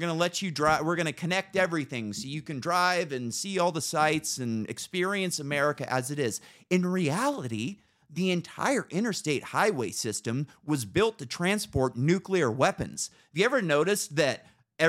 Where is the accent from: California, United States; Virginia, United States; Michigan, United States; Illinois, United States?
California, United States; Northern; I grew up in Northern California